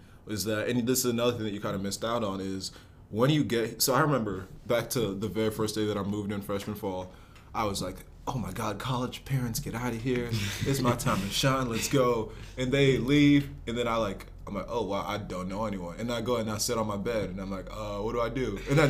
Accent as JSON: {"language": "English", "town": "West Windsor", "region": "New Jersey", "country": "United States", "tie": "born or raised there", "also_born_or_lived": "Nigeria / North Carolina", "said": "I was born in Nigeria, moved to North Carolina when I was 9, and then New Jersey, West Windsor when I was 11. So I've been in West Windsor since"}